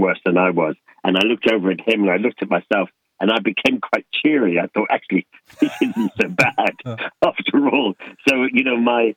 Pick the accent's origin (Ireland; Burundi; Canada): Ireland; Leinster; when I grew up in Ireland with my dad, Sir John Boorman